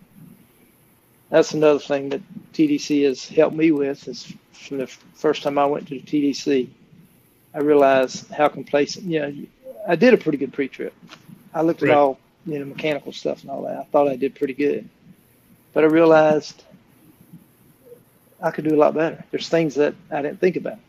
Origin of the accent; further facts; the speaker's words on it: Florida, United States; I'm from Florida